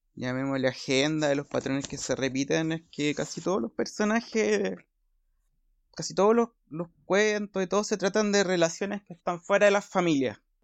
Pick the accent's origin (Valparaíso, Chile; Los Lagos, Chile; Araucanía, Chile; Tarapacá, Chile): Valparaíso, Chile; also born or lived in Ventanas / Santiago; soy provinciano